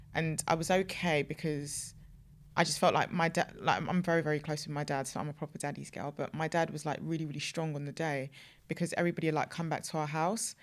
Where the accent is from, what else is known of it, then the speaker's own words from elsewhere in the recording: Nigeria; I'm African, I'm Nigerian